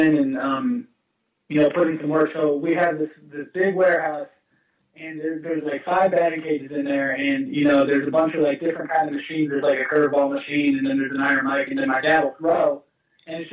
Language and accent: English; Orlando, Florida, United States; also born or lived in Niagara Falls, New York; I grew up in Orlando, Florida